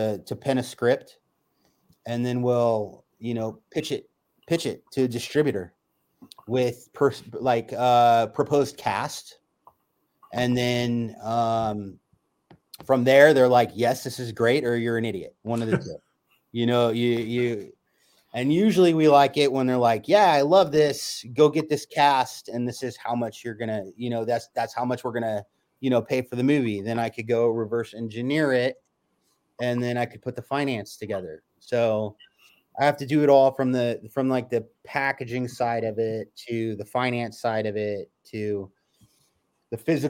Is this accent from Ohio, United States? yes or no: no; California, United States; I'm a California native, and I've been here my whole life.